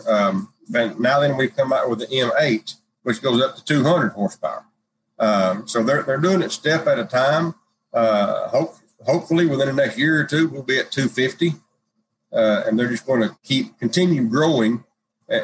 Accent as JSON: {"language": "English", "town": "Newport", "region": "Arkansas", "country": "United States", "tie": "born or raised there", "said": "Born and raised in Newport, Arkansas, just grew up out in the middle of a rice field, more or less"}